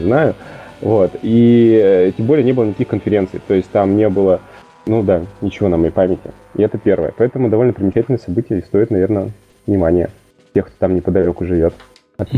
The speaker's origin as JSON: {"language": "Russian", "town": "Yekaterinburg", "region": "Sverdlovsk Oblast", "country": "Russia", "tie": "born or raised there", "also_born_or_lived": "Saint Petersburg", "moved": "as an adult", "said": "Я сам родом из Екатеринбурга, а, какое-то время назад оттуда уехал"}